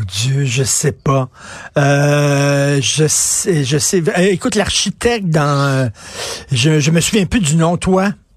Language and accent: French; Quebec, Canada